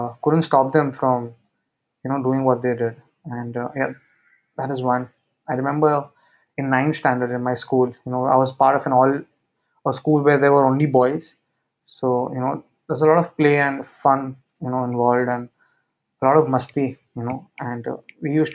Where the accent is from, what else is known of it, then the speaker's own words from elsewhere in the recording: Mumbai, Maharashtra, India; I'm from Mumbai.